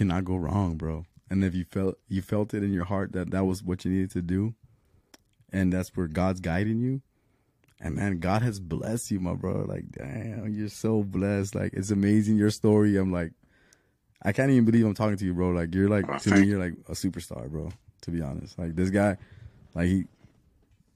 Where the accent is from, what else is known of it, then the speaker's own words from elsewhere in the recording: Laredo, Texas, United States; also born or lived in Chicago, Illinois / Houston, Texas; I lived in Chicago until I was six, and then we moved to Laredo